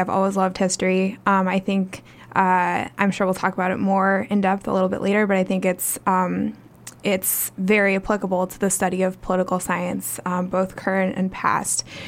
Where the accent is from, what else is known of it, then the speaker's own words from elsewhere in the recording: Portland, Oregon, United States; also born or lived in Midwest / Ohio; I'm originally from the Midwest. I grew up in Portland